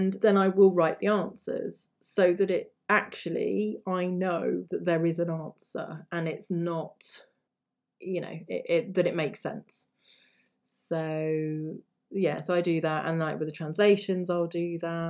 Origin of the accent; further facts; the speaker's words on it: England, United Kingdom; I'm just an English person who's learned those languages